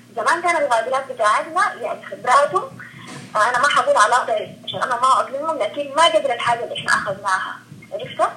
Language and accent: Arabic; Sudan; عندنا في السودان